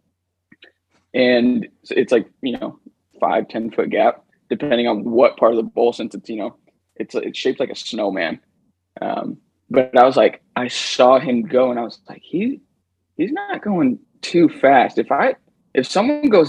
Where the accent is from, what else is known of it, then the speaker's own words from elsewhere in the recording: East Coast of the United States, United States; moved away as an adult; now in Utah, United States; I grew up on the East Coast of the United States.